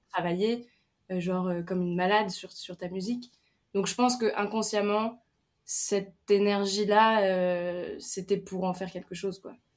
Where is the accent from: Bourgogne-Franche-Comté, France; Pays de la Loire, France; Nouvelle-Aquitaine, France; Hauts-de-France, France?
Hauts-de-France, France; Picardy; now in Paris, France; j'ai grandi en Picardie euh, à la ferme